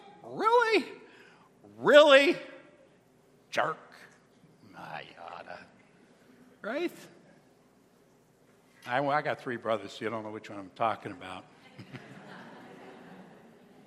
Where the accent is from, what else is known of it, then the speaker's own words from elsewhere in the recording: Buffalo, New York, United States; We're from Buffalo